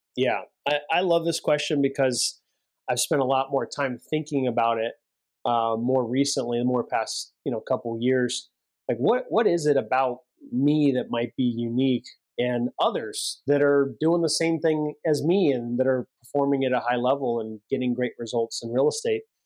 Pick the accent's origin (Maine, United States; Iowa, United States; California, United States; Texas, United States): California, United States; Central; we grew up in Central California